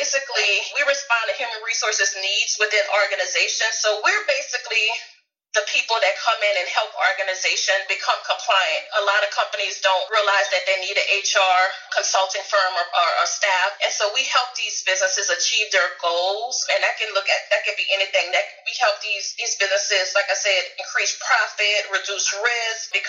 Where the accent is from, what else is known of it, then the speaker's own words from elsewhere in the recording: New Orleans, Louisiana, United States; now in Houston, United States; I'm originally from New Orleans, Louisiana. You probably hear the accent.